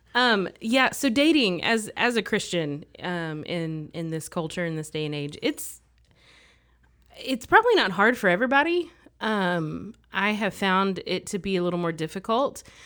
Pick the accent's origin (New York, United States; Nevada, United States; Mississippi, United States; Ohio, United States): Mississippi, United States; moved away as an adult; now in Texas, United States; I grew up in Mississippi. I lived there for ten years